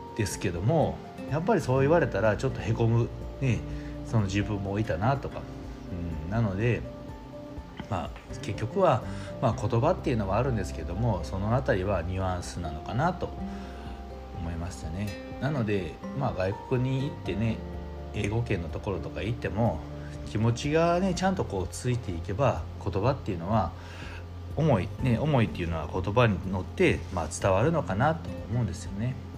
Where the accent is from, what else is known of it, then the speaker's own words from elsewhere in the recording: Yamaguchi, Japan; moved away as an adult; now in Osaka, Japan; もともと出身は、え山口県なんですね